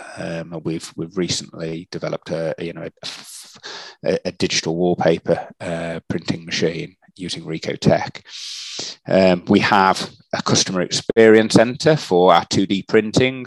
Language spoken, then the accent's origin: English; Shrewsbury, West Midlands, United Kingdom; I grew up um, in a in a place called Shrewsbury um, um, in the in the in the UK. so that that is in the Midlands area